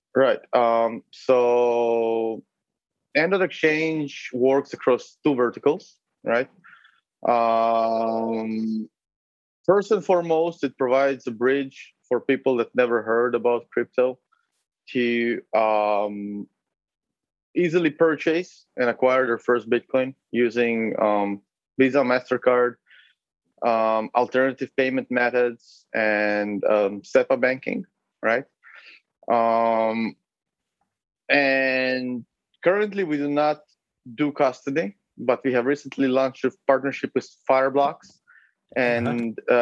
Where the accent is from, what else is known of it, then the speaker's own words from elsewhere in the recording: Israel; moved away as an adult; also born or lived in Uzbekistan / Berlin, Germany / Lithuania; now in Lisbon, Portugal; So originally, I'm from Israel, and or, well, I was born in Uzbekistan, but I lived in Israel for most of my life, to be accurate from the age of five.